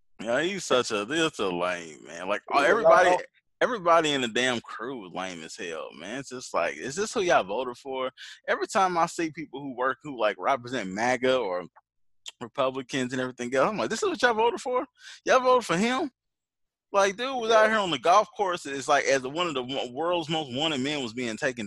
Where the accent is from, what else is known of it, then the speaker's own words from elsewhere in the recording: Indiana, United States; we're from Indiana